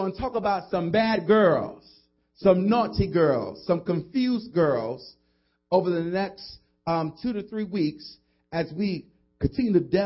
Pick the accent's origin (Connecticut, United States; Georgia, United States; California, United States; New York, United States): New York, United States; New York City; where I come from the South Bronx